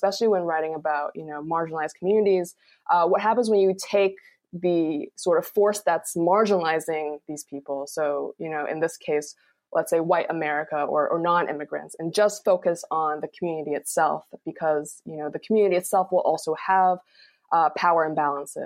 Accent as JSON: {"language": "English", "town": "Gaithersburg", "region": "Maryland", "country": "United States", "tie": "born or raised there", "also_born_or_lived": "Rockville, Maryland / Michigan", "moved": "yes", "said": "Rockville is pretty much my hometown. I lived in kind of the adjoining town over, Gaithersburg"}